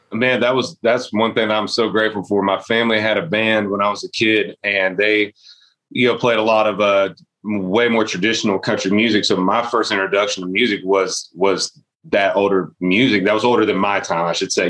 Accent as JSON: {"language": "English", "town": "Eustis", "region": "Florida", "country": "United States", "tie": "born or raised there", "said": "growing up in Florida"}